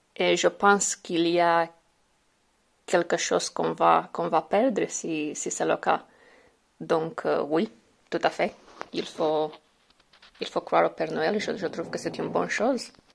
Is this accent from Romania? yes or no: yes; Romania; French is a second language; Je suis originaire de Roumanie